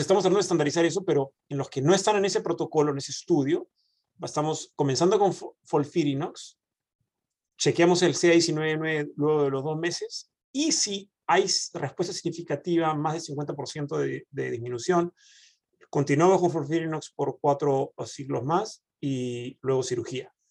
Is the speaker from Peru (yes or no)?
yes; Peru; moved away as an adult; also born or lived in Argentina (mother's side); now in Dallas, United States; cuando yo vine de Perú